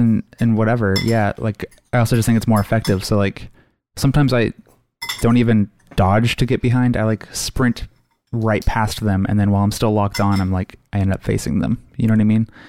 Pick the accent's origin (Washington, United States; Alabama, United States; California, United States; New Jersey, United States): Washington, United States; Redmond; there's definite things that I grew up with in Redmond